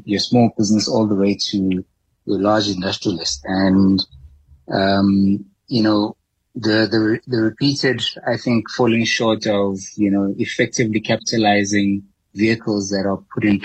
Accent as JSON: {"language": "English", "country": "South Africa", "said": "as a South African economy"}